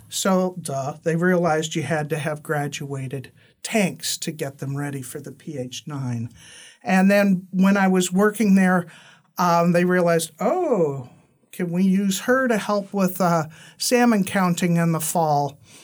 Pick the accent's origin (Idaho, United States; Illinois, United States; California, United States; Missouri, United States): California, United States; San Francisco; I was born in San Francisco.